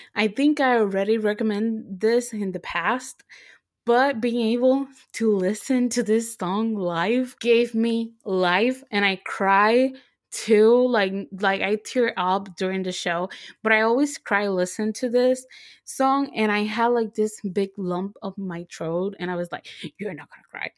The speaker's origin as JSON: {"language": "English", "country": "Puerto Rico", "moved": "yes", "said": "Even though I live here, I always say that I'm from Puerto Rico"}